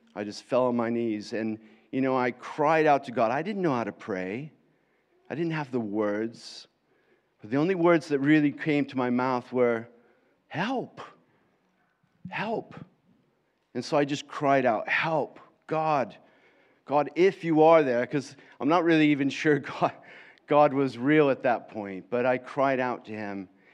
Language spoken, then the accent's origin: English; Florida, United States; accent: American; moved away as an adult; now in England, United Kingdom; I was brought up most of my life in Florida